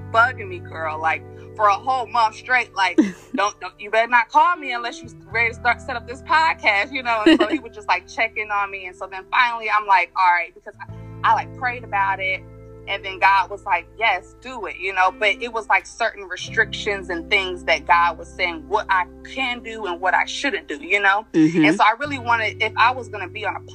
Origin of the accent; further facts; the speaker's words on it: Cincinnati, Ohio, United States; moved away as an adult; now in Atlanta, United States; I was born and raised in Cincinnati, Ohio